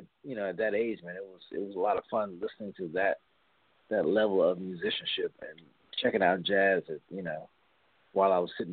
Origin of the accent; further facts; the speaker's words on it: Westchester County, New York, United States; We grew up in Westchester County, and used to go down to the city a lot